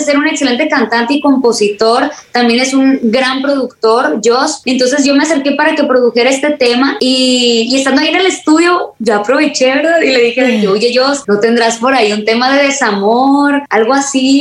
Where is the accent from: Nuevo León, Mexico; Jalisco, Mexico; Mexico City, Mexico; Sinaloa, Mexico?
Sinaloa, Mexico; Culiacán; aquí en mi tierra, en Culiacán, Sinaloa